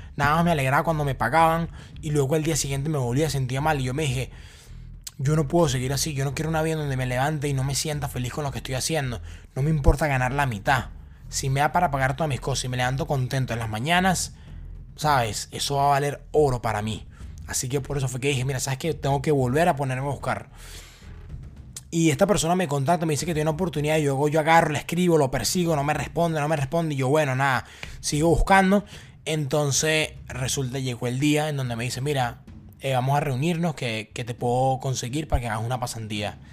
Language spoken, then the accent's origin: Spanish; Venezuela; moved away as an adult; yo vengo de Venezuela